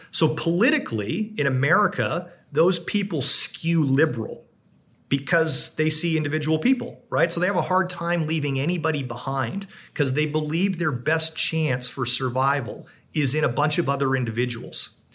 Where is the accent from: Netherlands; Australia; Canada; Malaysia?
Canada; now in United States; I'm a Canadian